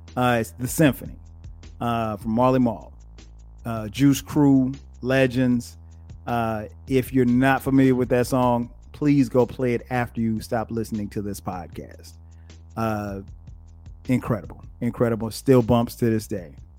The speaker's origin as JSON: {"language": "English", "town": "Atlanta", "region": "Georgia", "country": "United States", "tie": "born or raised there", "said": "my hometown of Atlanta, G"}